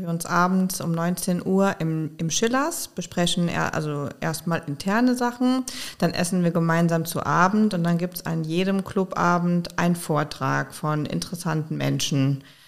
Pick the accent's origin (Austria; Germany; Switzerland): Germany; Koblenz, Rhineland-Palatinate; also born or lived in Konstanz / Schwäbisch Hall / Mainz; Aber seitdem ich ungefähr drei bin, äh, lebe ich in Koblenz, habe sozusagen den Großteil meiner Kindheit und Jugend verbracht in Koblenz